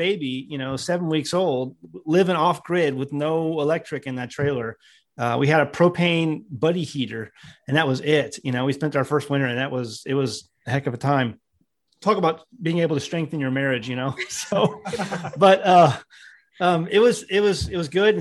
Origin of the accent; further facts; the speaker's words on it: St. Louis, Missouri, United States; moved away as an adult; also born or lived in the Ozarks; I was born and raised in St. Louis, Missouri